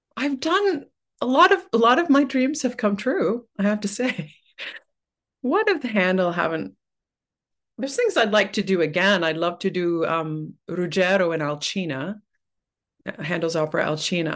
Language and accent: English; Oshawa, Ontario, Canada; also born or lived in Waterloo; now in Toronto, Canada; I grew up in Oshawa